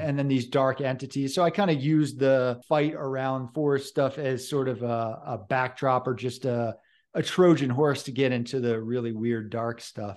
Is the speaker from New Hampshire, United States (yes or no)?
no; Hudson River Valley, New York, United States; also born or lived in Vermont / Oregon / Colorado; now in Boulder County, United States; I was born in the Hudson River Valley of New York State